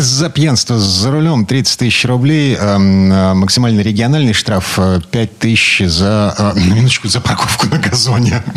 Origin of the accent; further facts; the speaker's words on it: Kirov Oblast, Russia; moved away; У меня на родине, в Кировской области